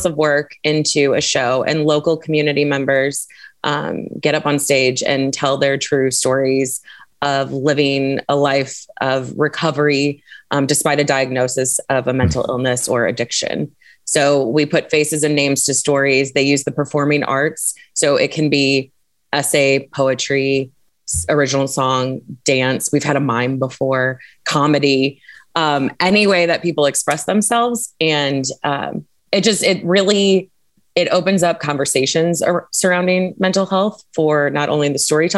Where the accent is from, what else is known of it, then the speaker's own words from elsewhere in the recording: St. Louis, Missouri, United States; also born or lived in Colorado; I grew up in St. Louis, moved to Colorado for a minute, came back to St. Louis